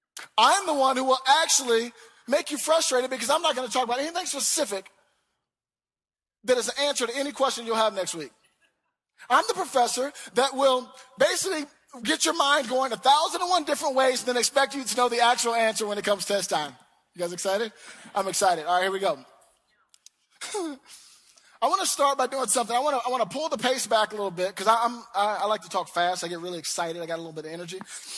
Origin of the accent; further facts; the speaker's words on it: the South, United States; I'm from the South. I'm real long-winded about my prayers.